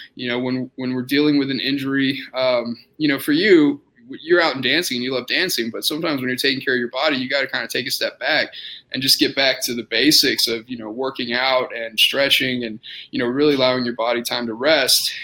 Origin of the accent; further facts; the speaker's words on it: Austin, Texas, United States; moved away as an adult; also born or lived in San Antonio, Texas / Indiana; now in Lubbock, United States; I'm originally from Austin, Texas.